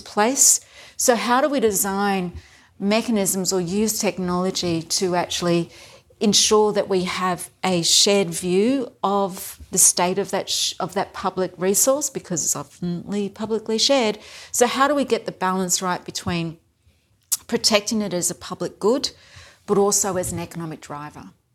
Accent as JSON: {"language": "English", "town": "Whanganui", "region": "Manawatū-Whanganui", "country": "New Zealand", "tie": "born or raised there", "moved": "yes", "lives_now": "Brisbane, Australia", "said": "I was born in New Zealand, and my hometown was Wanganui"}